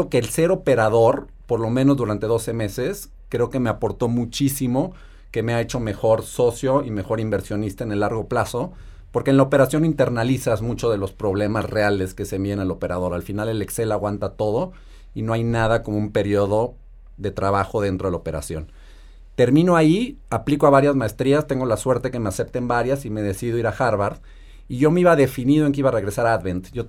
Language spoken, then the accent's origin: Spanish; Mexico; Eh, soy mexicano, nací y crecí en México. Tuve la suerte de tener una infancia feliz, con mucho amor, mucho cariño, acceso a una gran educación